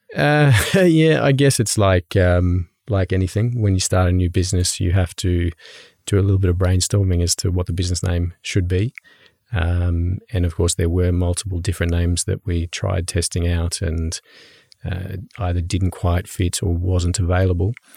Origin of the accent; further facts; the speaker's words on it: Brisbane, Queensland, Australia; now in Norway; I come from Australia. Um, I'm from Brisbane in Australia.